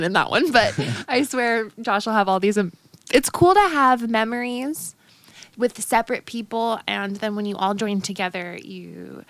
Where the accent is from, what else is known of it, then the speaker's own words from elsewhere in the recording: San Diego, California, United States; I'll always say we're native San Diegans.